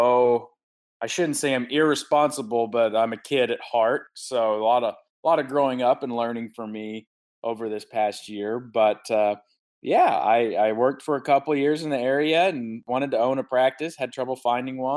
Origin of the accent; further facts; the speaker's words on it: Siloam Springs, Arkansas, United States; also born or lived in Oklahoma / Centerton, Arkansas; I grew up in Northwest Arkansas, a town called Siloam Springs.